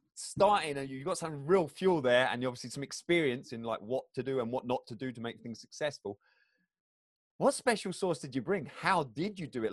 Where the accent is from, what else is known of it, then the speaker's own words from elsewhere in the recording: England, United Kingdom; moved away as an adult; now in Michigan, United States; I'm from England originally